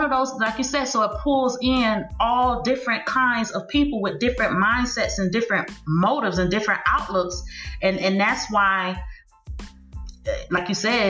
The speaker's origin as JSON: {"language": "English", "town": "Miami", "region": "Florida", "country": "United States", "tie": "born or raised there", "said": "growing up in Miami, when I first discovered that I could rap"}